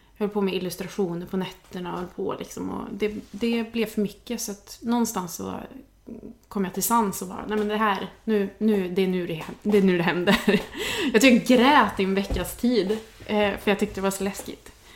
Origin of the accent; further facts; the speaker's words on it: Värmland, Sweden; moved away as an adult; now in Stockholm, Sweden; jag kommer från Värmland från början